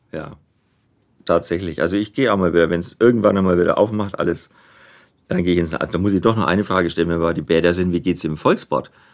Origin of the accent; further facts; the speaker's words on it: Nuremberg, Bavaria, Germany; accent: Franconian; ich bin ja in Nürnberg geboren mhm. und rede auch so